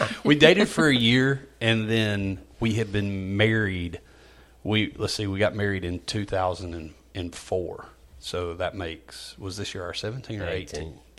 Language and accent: English; Walker County, Alabama, United States; I grew up in Walker County.